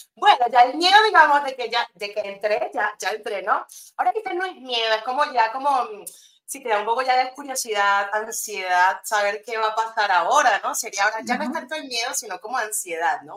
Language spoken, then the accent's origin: Spanish; Venezuela; moved away as an adult; also born or lived in England; now in Spain; soy de allá, nacida en Venezuela, pues criada, estudiada, todo